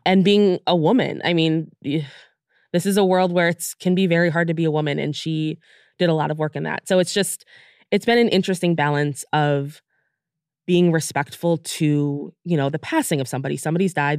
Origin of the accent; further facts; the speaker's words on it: United States; we're from the United States